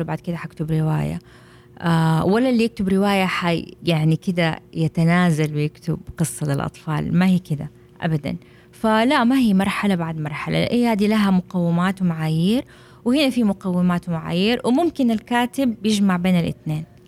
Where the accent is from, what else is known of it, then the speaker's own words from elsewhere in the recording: Jeddah, Makkah Province, Saudi Arabia; عندنا في السعوديه في جده